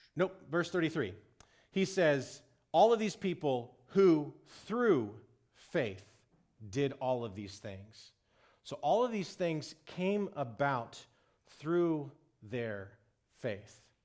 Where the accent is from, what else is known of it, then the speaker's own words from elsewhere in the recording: Texas, United States; I'm from Texas